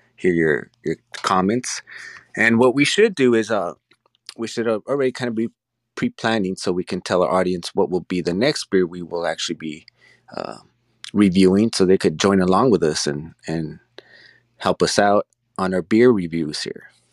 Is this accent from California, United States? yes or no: yes; Los Angeles, California, United States; we're from Los Angeles